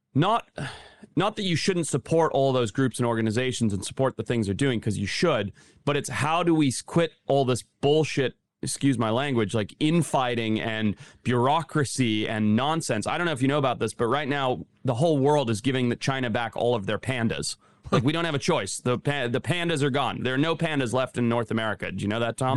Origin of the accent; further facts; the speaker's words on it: Zimbabwe; moved away; growing up in Zimbabwe